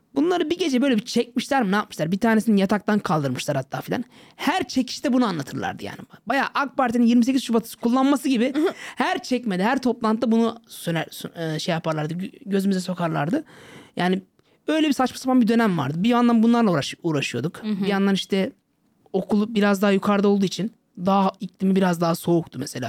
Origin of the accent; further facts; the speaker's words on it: Kaş, Antalya, Turkey; moved away as an adult; Kendim zaten Antalyalıyım, Kaşlıyım.